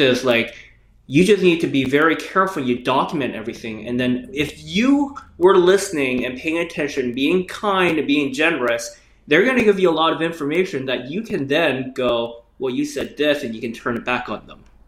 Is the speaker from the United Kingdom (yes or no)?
no; Canada; I grew up in Canada